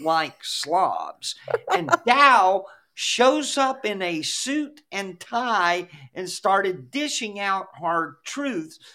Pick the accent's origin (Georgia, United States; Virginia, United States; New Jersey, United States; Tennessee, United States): Georgia, United States; Douglas County; I grew up in Douglas County, which suburb